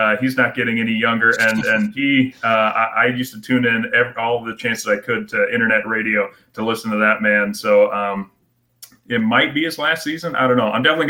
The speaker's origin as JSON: {"language": "English", "region": "Iowa", "country": "United States", "tie": "born or raised there", "said": "growing up in Iowa"}